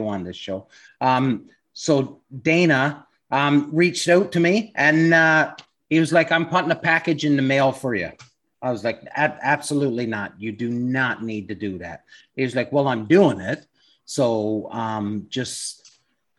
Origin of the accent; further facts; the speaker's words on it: East Coast, Canada; Growing up on the East Coast